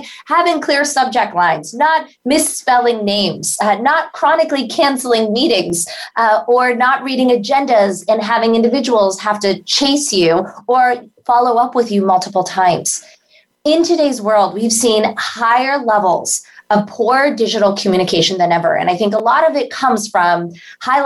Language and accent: English; India; moved away; as an Indian immigrant